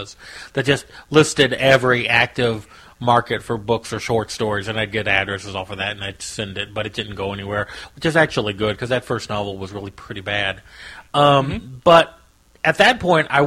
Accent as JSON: {"language": "English", "region": "Missouri", "country": "United States", "tie": "born or raised there", "said": "I live in Missouri. I've lived here my whole life."}